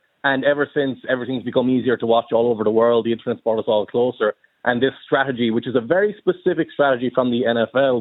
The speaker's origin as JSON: {"language": "English", "town": "Cork", "region": "Munster", "country": "Ireland", "said": "I'm from Cork. I can be a Cork GAA fan because I can go to Cork games and I know people who play on the team and I grew up around them."}